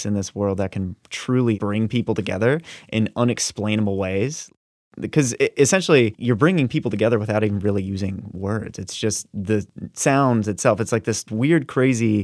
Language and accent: English; Virginia Beach, Virginia, United States; we grew up in Virginia Beach